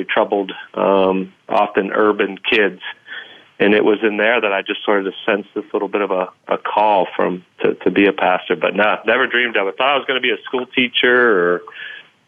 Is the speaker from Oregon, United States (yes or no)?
no; Munhall, Pennsylvania, United States; I grew up in one of them called Munhall